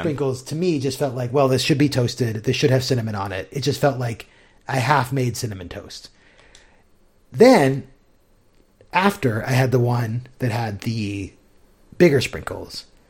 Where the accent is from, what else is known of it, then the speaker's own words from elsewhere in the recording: United States; as an American